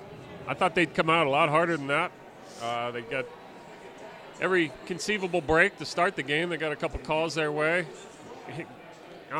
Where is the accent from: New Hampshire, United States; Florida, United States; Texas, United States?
New Hampshire, United States; now in Denver, United States; I grew up in New Hampshire